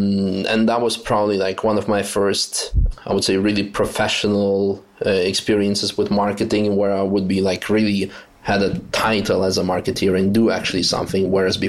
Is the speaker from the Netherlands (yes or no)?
yes; Netherlands; also born or lived in Russia; I was born in Russia, and then my parents got divorced. My mom remarried a Dutch guy, and I eventually ended up moving with her to the Netherlands. And so from the age of 11, I kind of grew up in the Netherlands